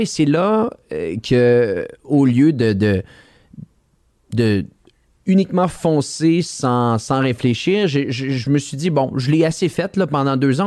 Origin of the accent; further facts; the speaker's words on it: Quebec City, Quebec, Canada; Je suis quelqu'un de Québec à la base